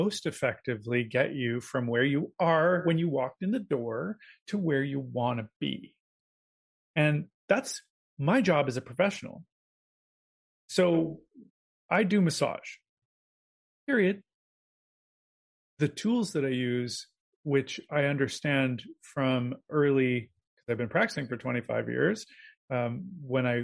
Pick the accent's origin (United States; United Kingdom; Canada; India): Canada; As a Canadian